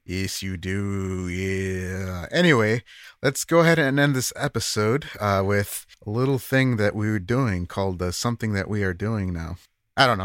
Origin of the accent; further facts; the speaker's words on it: United States; as an American